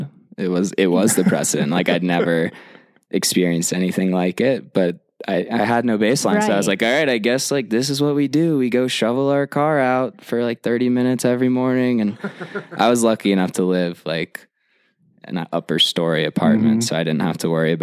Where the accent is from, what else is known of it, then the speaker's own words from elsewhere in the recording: Atlanta, Georgia, United States; moved away as an adult; also born or lived in Hanover, New Hampshire; now in Mammoth Lakes, United States; I grew up in Atlanta, Georgia